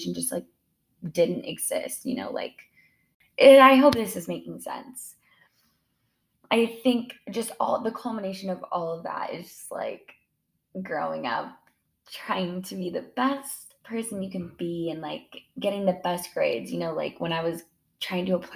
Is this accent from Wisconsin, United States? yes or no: no; Spokane, Washington, United States; I grew up in Spokane, Washington